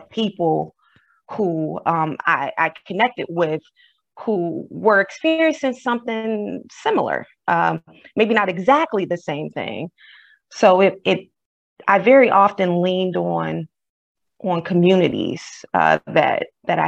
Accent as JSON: {"language": "English", "town": "Detroit", "region": "Michigan", "country": "United States", "also_born_or_lived": "the South (family)", "moved": "yes", "said": "I am originally from Detroit, Michigan"}